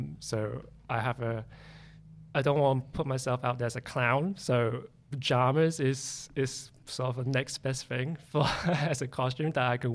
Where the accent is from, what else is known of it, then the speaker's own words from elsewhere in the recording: Grimsby, Yorkshire and the Humber, United Kingdom; It's in a small town called Grimsby